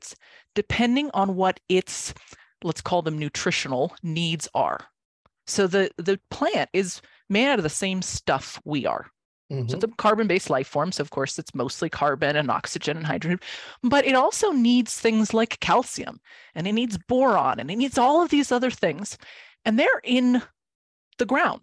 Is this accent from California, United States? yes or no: no; Santa Fe, New Mexico, United States; I'm from Santa Fe